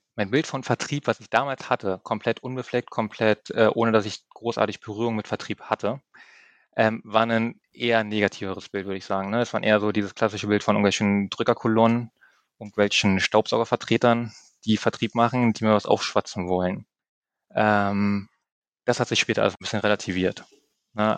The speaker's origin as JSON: {"language": "German", "area": "near Eberswalde", "region": "Brandenburg", "country": "Germany", "tie": "born or raised there", "also_born_or_lived": "Berlin (Reinickendorf)", "moved": "as an adult", "lives_now": "Berlin, Germany", "said": "Meine Mutter ist der Liebe gefolgt nach Brandenburg, ein bisschen mehr ins ländliche ähm, Idyll, raus in die Nähe von Emerswalde. Ähm, bin dort aufgewachsen dann, habe dann dort meine Jugendjahre verbracht, mein Abitur gemacht"}